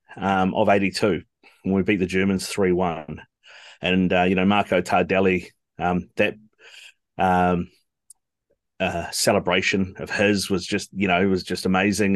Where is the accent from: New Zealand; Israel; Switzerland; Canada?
New Zealand; I'm a Kiwi, but my mum's Italian and we kind of grew up as Italians